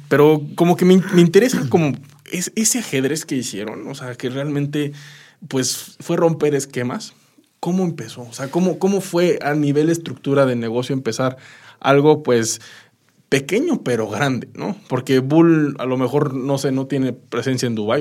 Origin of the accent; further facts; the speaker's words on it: Mexico; como mexicano